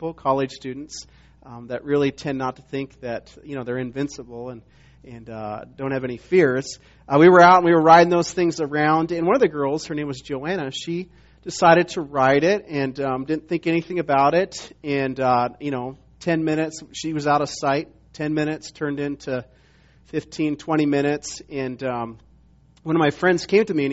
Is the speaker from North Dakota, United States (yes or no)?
no; Montana, United States; moved away as an adult; also born or lived in South Carolina; I was from Montana, but went to school in South Carolina